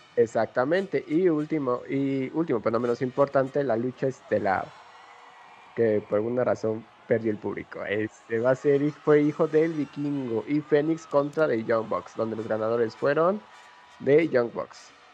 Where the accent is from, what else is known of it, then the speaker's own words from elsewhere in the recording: Mexico City, Mexico; Nosotros pues somos citadinos de la Ciudad de México